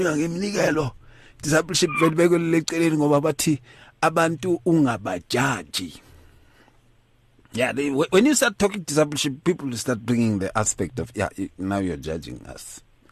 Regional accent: Atteridgeville, Gauteng, South Africa; I grew up in Atrichville

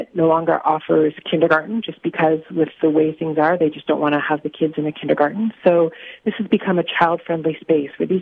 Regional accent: Saskatchewan, Canada; I'm from Saskatchewan

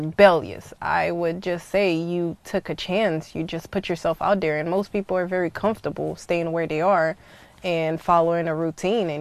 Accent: Haiti; now in United States; I grew up in the Caribbean's West Indies family, Haiti to be more precise, and I spent half of my life in the U.S. half of my life in Haiti, so I guess I'm a little bit of both.

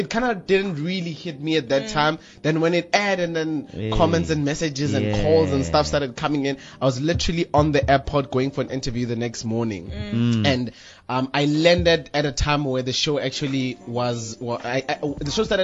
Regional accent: Lesotho; now in South Africa; Originally, I'm from Lesotho.

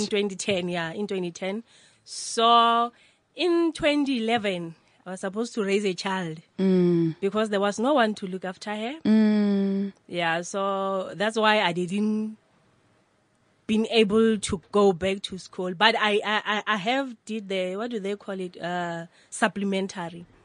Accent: Limpopo, South Africa; moved away as an adult; now in Johannesburg, South Africa; I grew up at Limpopo, rural areas. Mm. Uh, the name of the place is Ratoge.

